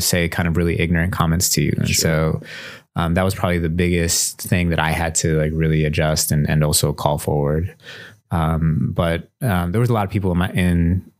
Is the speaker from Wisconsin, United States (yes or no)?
yes; Milwaukee, Wisconsin, United States; Native Milwaukeean, part from the South Side. I live on the East Side right now, but born and raised on the South Side